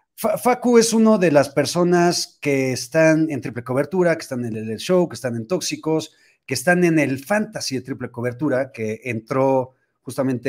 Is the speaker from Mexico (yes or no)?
yes; Mexico; cómo somos los mexicanos